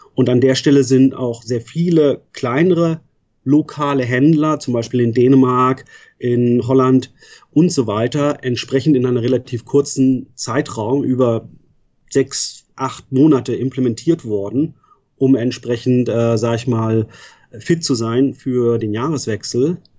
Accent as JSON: {"language": "German", "region": "Northern Germany", "country": "Germany", "tie": "born or raised there", "also_born_or_lived": "Frankfurt / Münster", "moved": "as an adult", "said": "Ich bin in Norddeutschland groß geworden"}